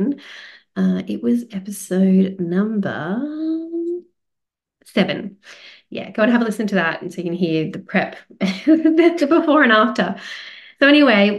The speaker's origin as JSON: {"language": "English", "country": "Australia", "said": "I am Australian."}